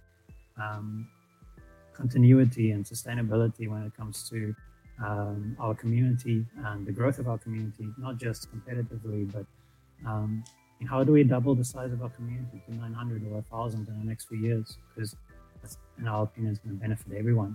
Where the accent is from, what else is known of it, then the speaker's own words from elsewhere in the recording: South Africa; we are South African and we are mostly based in Cape Town.